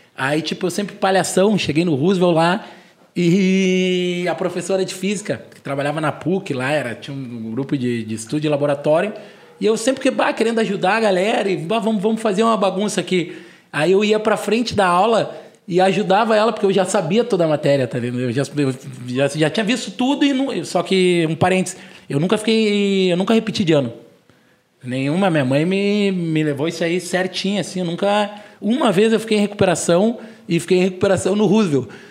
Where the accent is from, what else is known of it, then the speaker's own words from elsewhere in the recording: Porto Alegre, Rio Grande do Sul, Brazil; eu tenho 37 anos, sou de Porto Alegre